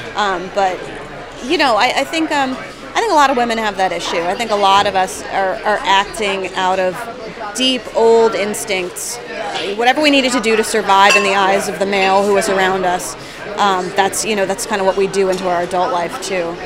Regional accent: New Jersey, United States; moved away; I'm from New Jersey.

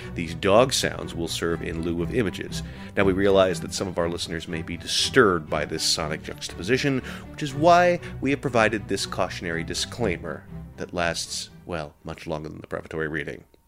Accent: Santa Clara, California, United States; now in Brooklyn, United States; I was born in Santa Clara

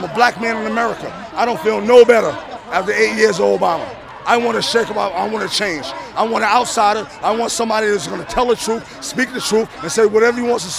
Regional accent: New York City, New York, United States; I'm from Queens, all right?

